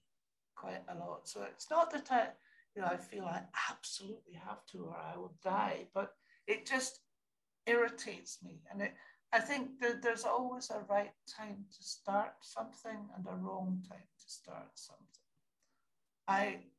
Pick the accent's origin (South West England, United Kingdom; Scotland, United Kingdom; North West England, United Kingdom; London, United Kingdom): Scotland, United Kingdom; I'm Scottish